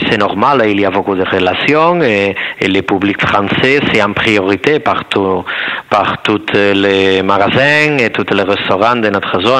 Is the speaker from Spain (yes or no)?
yes; Llança, Catalonia, Spain; French is a second language; mon village, c'est touristique et on parle français la totalité de la gens.